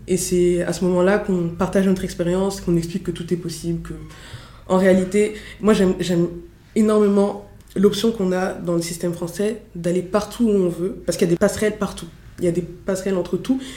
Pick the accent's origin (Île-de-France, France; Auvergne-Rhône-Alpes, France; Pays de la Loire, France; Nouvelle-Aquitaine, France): Île-de-France, France; Montreuil; also born or lived in Fontenay-sous-Bois; Je viens de Fontenay-sous-Bois dans le 94 et j'ai grandi à Montreuil dans le 93